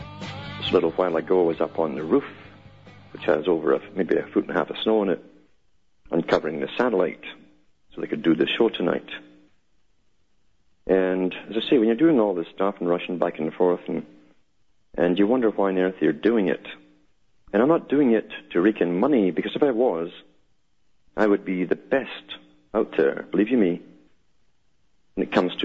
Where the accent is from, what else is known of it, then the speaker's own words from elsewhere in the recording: United Kingdom; I came from Britain. I knew how Britain worked. It's a prototype for the world.